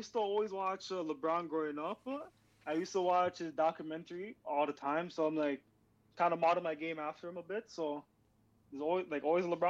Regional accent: Toronto, Ontario, Canada; I'm gonna have to say Raptors. Just because like, you know, I grew up

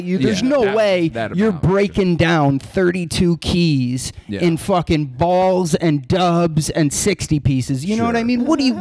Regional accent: Florida, United States; Oh, the millions of growing up in Florida.

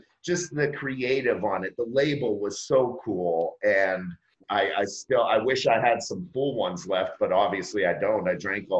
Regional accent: Erie, Pennsylvania, United States; moved away; I was born and raised in Erie, Pennsylvania, which is just down the road from Buffalo

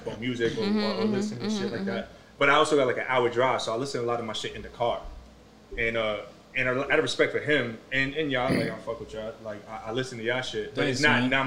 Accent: New York, United States; as a New Yorker

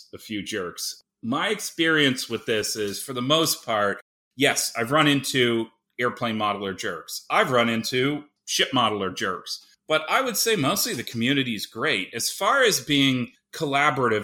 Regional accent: Canada; now in Seattle, United States; growing up in Canada

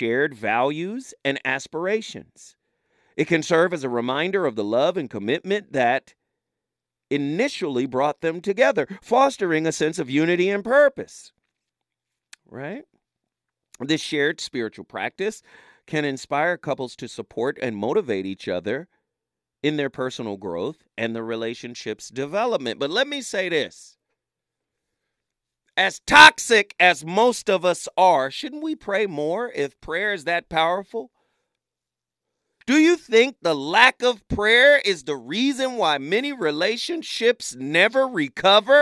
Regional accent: Chattanooga, Tennessee, United States; I'm from Chattanooga

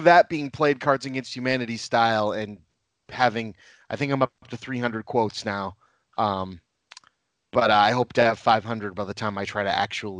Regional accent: Lynn, Massachusetts, United States; I am born and raised in Lynn, Massachusetts, which is a not very well liked town. But I love it.

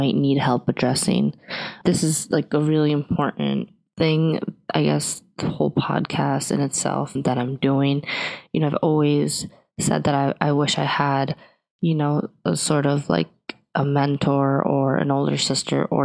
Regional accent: New York, United States; now in New Jersey, United States; I was born in New York, Queens, to be specific, currently living in New Jersey

